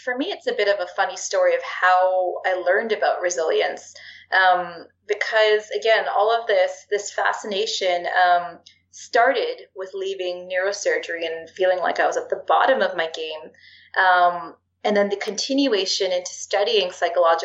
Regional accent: Canada; being Canadian

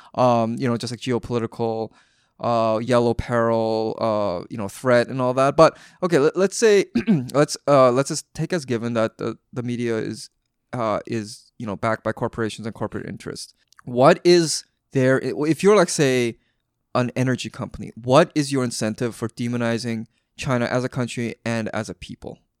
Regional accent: Vancouver, British Columbia, Canada; I was growing up in Vancouver

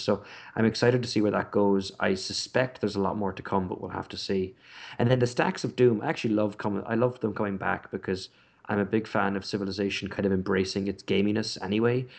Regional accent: Ireland; also born or lived in Britain; now in United Kingdom; growing up in Ireland, as I did, and living in Britain

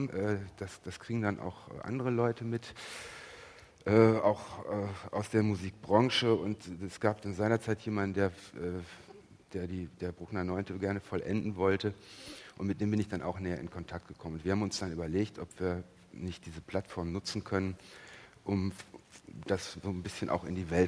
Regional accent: Cologne, North Rhine-Westphalia, Germany; Den Sender nenne ich jetzt nicht, ich bin aus Köln, aber ist auch ein sehr guter.

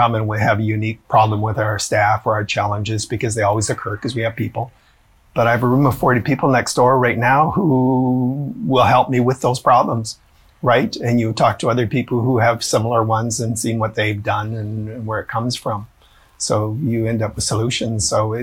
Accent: Edmonton, Alberta, Canada; I'm from Edmonton

